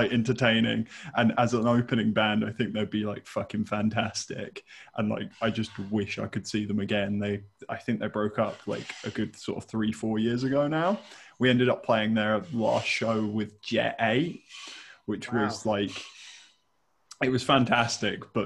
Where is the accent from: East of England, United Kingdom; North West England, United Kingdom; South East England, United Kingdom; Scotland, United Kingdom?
South East England, United Kingdom; Reading; growing up in the Reading local scene